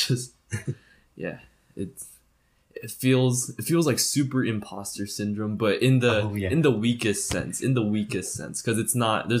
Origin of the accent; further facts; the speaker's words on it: Indonesia; I felt like I was obligated to try and speak Indonesian because obviously I was in Indonesia and also I look Indonesian because I am Indonesian, right?